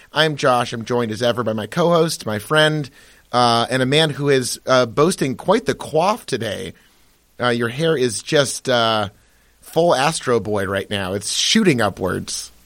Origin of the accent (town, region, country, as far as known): Massachusetts, United States; born or raised there